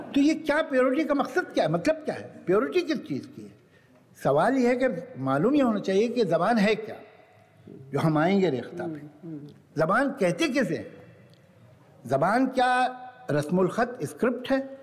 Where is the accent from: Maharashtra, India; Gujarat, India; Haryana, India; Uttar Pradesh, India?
Uttar Pradesh, India; Lucknow; मैं तो बेचारा सिर्फ लखनऊ का रहने वाला हूँ